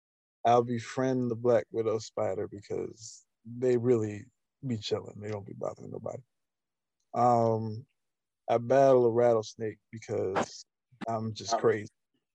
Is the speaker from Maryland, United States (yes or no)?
yes; Maryland, United States; I'm from Maryland, but I'll tell out of town people, hey, I'm from DC.